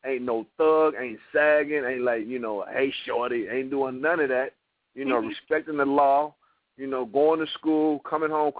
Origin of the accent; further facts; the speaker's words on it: Toledo, Ohio, United States; moved away; in my hometown